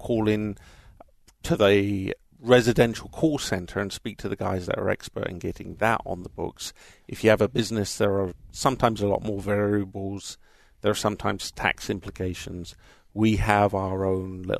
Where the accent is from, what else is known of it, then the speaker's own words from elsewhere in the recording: Southampton, South East England, United Kingdom; accent: English; now in United States; I'm actually from Southampton in England